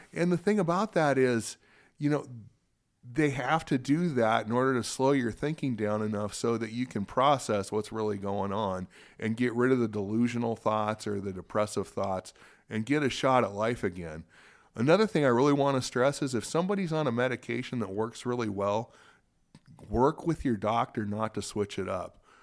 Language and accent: English; Spokane, Washington, United States; also born or lived in Seattle; I was born in Seattle, raised in Spokane, and, uh, this is my home